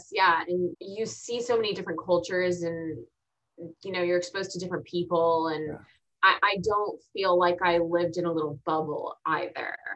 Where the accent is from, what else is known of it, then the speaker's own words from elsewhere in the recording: Texas, United States; also born or lived in Augusta, Georgia / Arizona / Virginia / Kansas; So then I was born in Augusta, Georgia. Then we moved to Arizona, Virginia, Kansas, and then Texas. Yeah. And then Texas. But I was in, I've been in Texas since I was eight, and a lot of my family is already here.